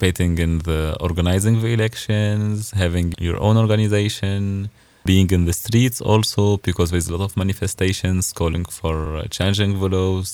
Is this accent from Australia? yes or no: no; Nabeul, Nabeul Governorate, Tunisia; English is a second language; moved away as an adult; now in Stuttgart, Germany; my city is on the beach